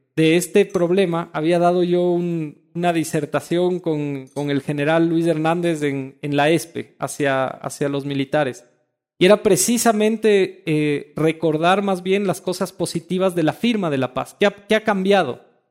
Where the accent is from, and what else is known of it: Ecuador